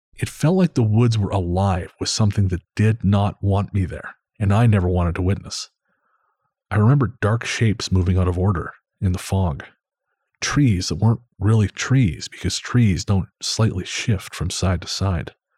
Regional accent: Revelstoke, British Columbia, Canada; my hometown

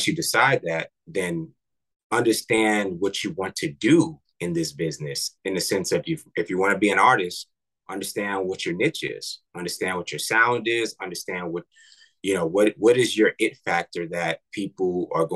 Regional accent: New York, United States; I'm from New York

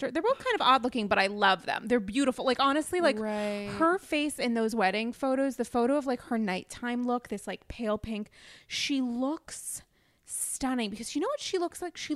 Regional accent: Virginia, United States; I'm from Virginia.

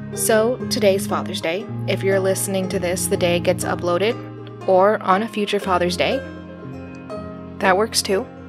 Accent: Arizona, United States; I grew up in Arizona, right? I still don't understand winter.

